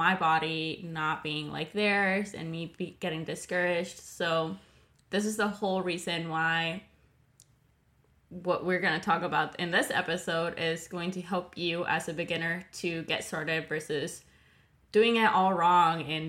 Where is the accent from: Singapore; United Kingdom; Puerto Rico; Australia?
Puerto Rico; San Juan; I'm from Puerto Rico, San Juan